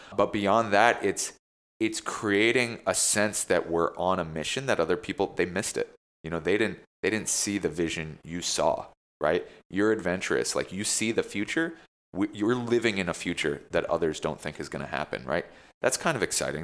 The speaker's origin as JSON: {"language": "English", "region": "New Jersey", "country": "United States", "tie": "born or raised there", "moved": "yes", "lives_now": "New York, United States", "said": "growing up in Jersey"}